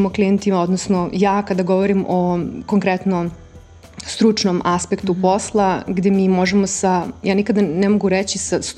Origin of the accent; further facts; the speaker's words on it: Serbia; moved away as an adult; also born or lived in London; kod nas u Srbiji